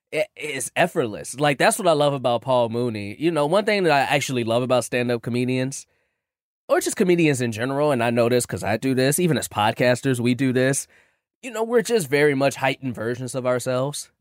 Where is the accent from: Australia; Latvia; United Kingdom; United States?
United States; Chicago, Illinois; I'm from Chicago, too